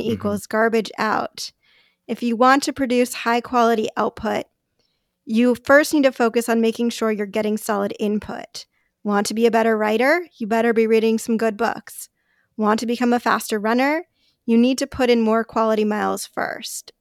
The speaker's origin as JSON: {"language": "English", "town": "Los Angeles", "region": "California", "country": "United States", "moved": "as an adult", "lives_now": "Bay Area, United States", "said": "I'm, I'm from Los Angeles"}